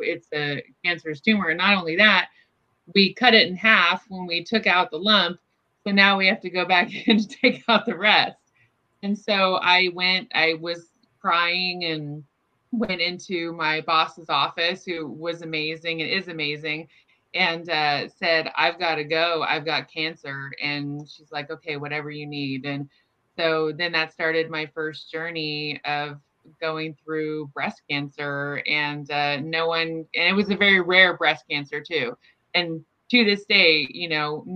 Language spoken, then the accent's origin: English; Orland, California, United States; also born or lived in Chico, California / Davis, California; I grew up in Northern California, have lived here my whole life